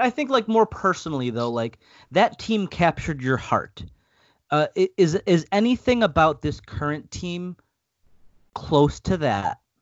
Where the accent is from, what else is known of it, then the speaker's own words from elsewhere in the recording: Buffalo, New York, United States; I was born and raised in Buffalo